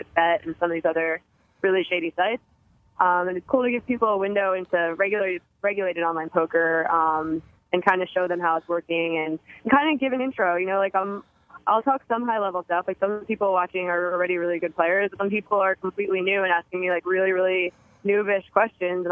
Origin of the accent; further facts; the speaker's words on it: New Jersey, United States; moved away; I'm from New Jersey originally